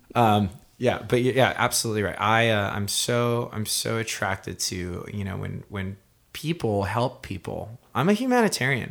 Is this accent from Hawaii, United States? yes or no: yes; Hawaii, United States; moved away as an adult; now in Southern California, United States; I'm a musician from Hawaii. I moved out to California